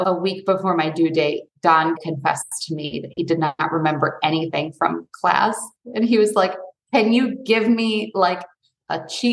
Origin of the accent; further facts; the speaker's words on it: Detroit, Michigan, United States; moved away; also born or lived in New York / California; I grew up outside of Detroit